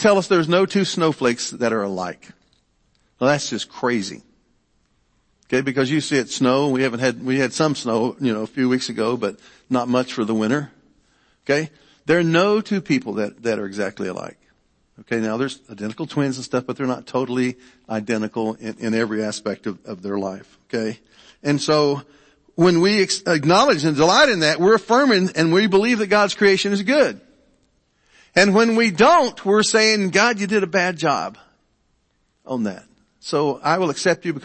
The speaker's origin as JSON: {"language": "English", "town": "Franklin", "region": "Ohio", "country": "United States", "tie": "born or raised there", "also_born_or_lived": "Richmond, Kentucky / Irvine, Kentucky", "said": "we moved with the Appalachian migration to Ohio"}